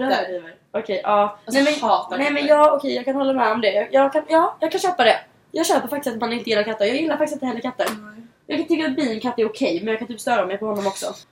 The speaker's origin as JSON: {"language": "Swedish", "country": "Sweden", "moved": "as an adult", "lives_now": "Los Angeles, United States", "said": "hemma i Sverige"}